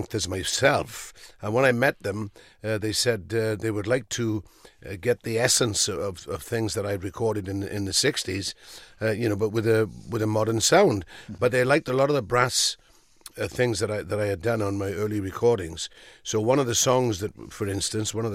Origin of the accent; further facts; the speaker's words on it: Wales, United Kingdom; growing up in Wales